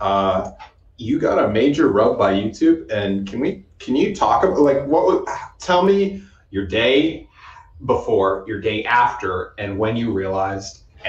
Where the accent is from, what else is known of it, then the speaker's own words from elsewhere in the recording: United States; I'm American